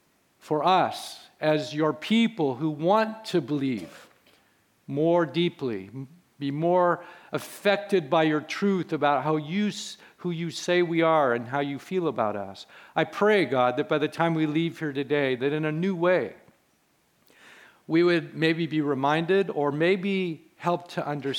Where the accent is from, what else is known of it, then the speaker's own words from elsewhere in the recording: Carmel Valley, California, United States; I grew up in this church from age one. I grew up in Carmel Valley, went through the schools in Carmel, went to Carmel High School.